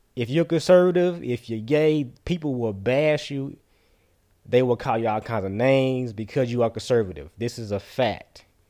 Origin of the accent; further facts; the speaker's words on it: United States; As a taxpaying American citizen, as a black man in America